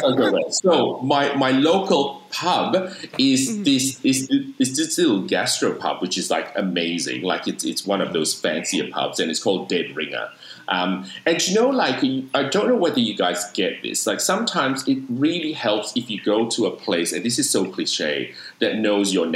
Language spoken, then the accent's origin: English; Sydney, New South Wales, Australia; now in Melbourne, Australia; I'm currently residing in Melbourne, but I'm from Sydney.